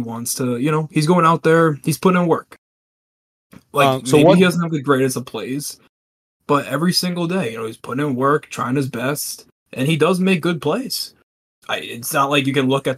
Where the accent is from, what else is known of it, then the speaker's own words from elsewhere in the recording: New York, United States; now in Illinois, United States; I'm from New York, but right now I live in Illinois